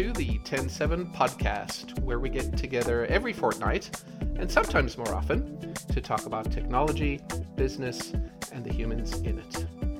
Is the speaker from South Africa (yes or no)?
yes; South Africa; I grew up in South Africa, and I just assumed everyone knew what it meant.